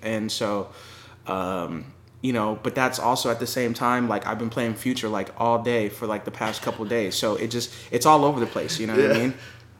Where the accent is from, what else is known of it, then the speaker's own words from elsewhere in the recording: California, United States; also born or lived in Los Angeles / San Diego / Riverside; So I mean, I was born and raised in California.